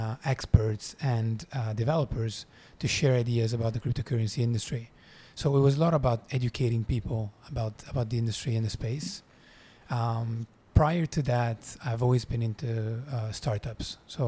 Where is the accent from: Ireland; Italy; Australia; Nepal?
Italy; now in Singapore; So I'm Italian. I'm based in Singapore.